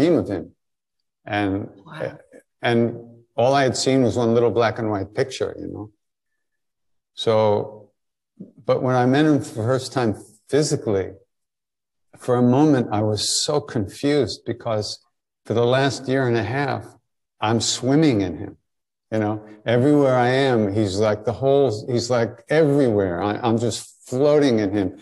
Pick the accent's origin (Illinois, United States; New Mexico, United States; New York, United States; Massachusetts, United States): New York, United States; Long Island; moved away as an adult; also born or lived in India; I grew up on Long Island, but after high school I was gone